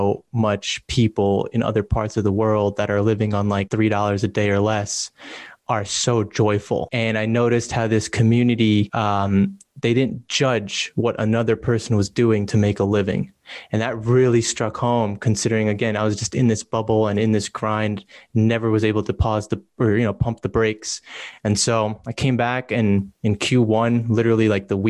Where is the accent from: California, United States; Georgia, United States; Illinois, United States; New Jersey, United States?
New Jersey, United States; also born or lived in New York City; I was born in New York City, but I was raised in New Jersey, a small town